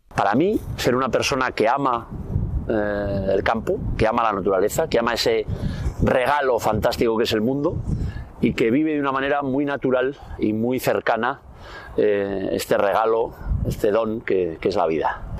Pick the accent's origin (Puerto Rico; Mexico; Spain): Spain; Navarre; nosotros somos de, Navarra, vivíamos ahí en un pueblo, en el monte